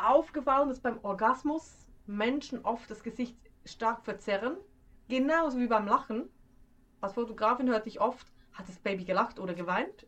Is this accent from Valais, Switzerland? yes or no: no; Schwyz, Switzerland; accent: Swiss German; first language Swiss German; moved away; ich komme aus dem Kanton Schwyz